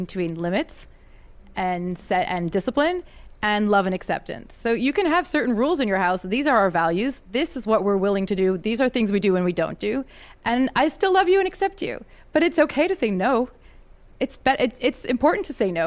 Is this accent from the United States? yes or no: no; Canada; I'm Canadian